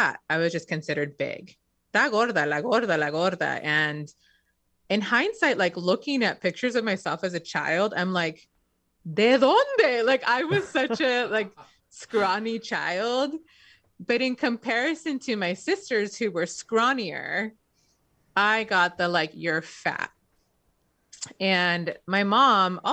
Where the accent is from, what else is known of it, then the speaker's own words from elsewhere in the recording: Inglewood, California, United States; We grew up very poor in Inglewood, so like one of the poorest towns in the country